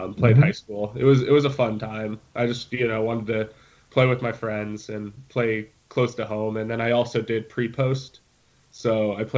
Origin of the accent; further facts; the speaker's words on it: Centerville, Ohio, United States; it was my hometown rink